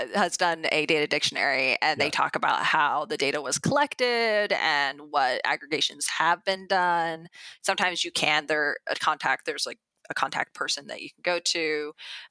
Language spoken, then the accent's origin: English; Idaho, United States; moved away; I grew up actually in a rural area of Idaho, and the county I was in is the size of Connecticut.